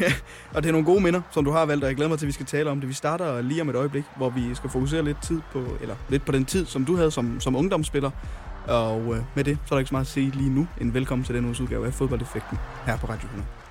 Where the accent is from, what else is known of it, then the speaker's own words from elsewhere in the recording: Hjørring, North Denmark Region, Denmark; nu kommer jeg selv fra Jøring